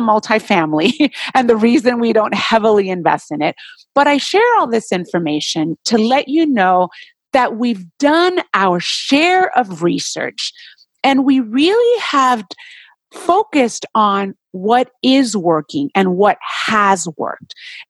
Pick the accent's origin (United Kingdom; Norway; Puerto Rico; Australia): Puerto Rico; now in Southern California, United States; I'm originally from Puerto Rico, island